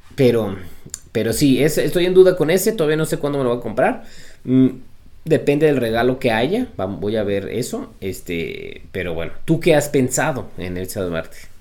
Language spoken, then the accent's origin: Spanish; Mexico; yo soy mexicano